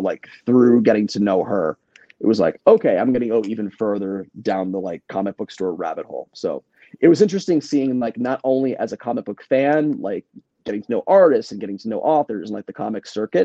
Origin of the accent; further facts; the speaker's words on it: Northern Virginia, United States; moved away as an adult; now in New York City, United States; someone who like was born and raised in Virginia my whole life. Northern Virginia